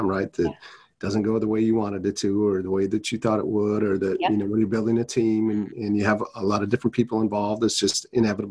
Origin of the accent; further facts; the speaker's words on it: Wisconsin, Minnesota, Midwest, United States; I grew up in Wisconsin, Minnesota my whole life